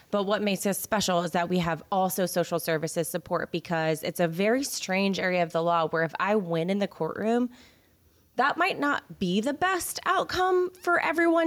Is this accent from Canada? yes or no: no; Houston, Texas, United States; I am from the Houston area. I'm from the Cypress area